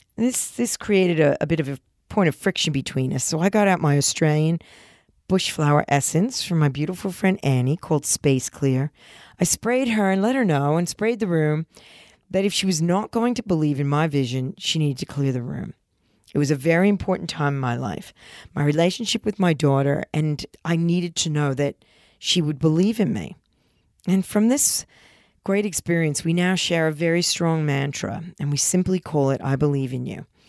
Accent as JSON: {"language": "English", "region": "New Jersey", "country": "United States", "tie": "born or raised there", "moved": "yes", "said": "when I was young and growing up in New Jersey"}